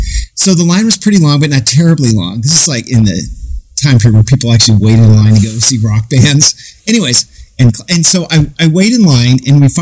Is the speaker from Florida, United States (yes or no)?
no; Phoenix, Arizona, United States; now in Los Angeles, United States; I came from Phoenix, Arizona, and being gay just wasn't acceptable back in the late 80s, early 90s. So, I live